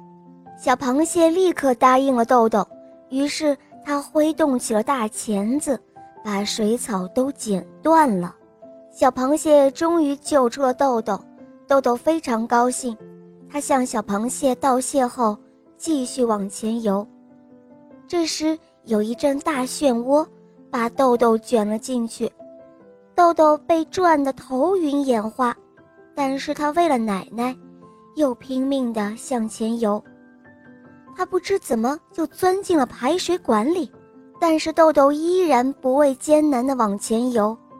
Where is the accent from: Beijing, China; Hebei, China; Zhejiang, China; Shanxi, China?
Hebei, China; 今年七岁，我是河北的